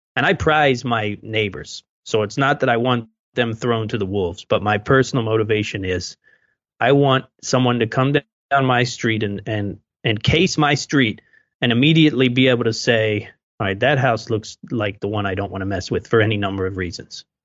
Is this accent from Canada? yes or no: no; United States; we're American too